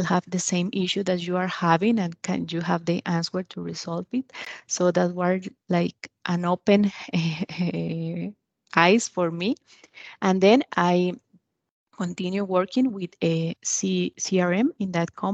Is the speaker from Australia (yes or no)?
no; Costa Rica; I am from Costa Rica.